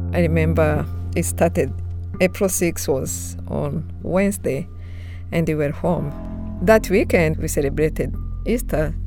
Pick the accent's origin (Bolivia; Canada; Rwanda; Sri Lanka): Rwanda; moved away; I was born and raised in Rwanda, but I left right after the genocide in August 1994